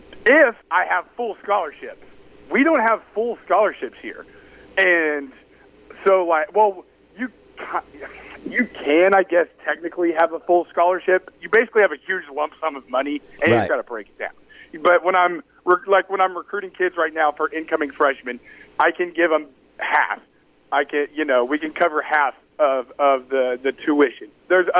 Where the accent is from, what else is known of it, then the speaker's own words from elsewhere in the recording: Dallas, Texas, United States; moved away; I'm from Dallas